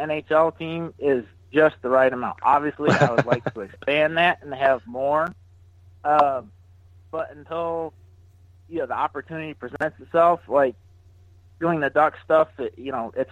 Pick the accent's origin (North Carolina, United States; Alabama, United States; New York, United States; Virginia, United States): New York, United States; Syracuse; moved away; I grew up in Syracuse, New York